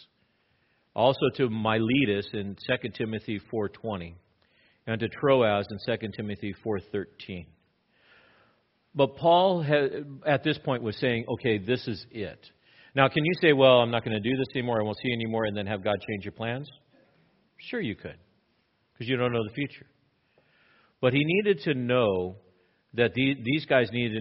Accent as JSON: {"language": "English", "region": "Southern California", "country": "United States", "tie": "born or raised there", "said": "I grew up in Southern California"}